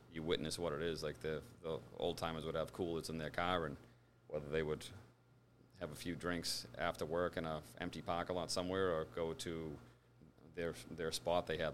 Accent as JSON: {"language": "English", "town": "Braintree", "region": "Massachusetts", "country": "United States", "tie": "born or raised there", "said": "born and raised in Braintree"}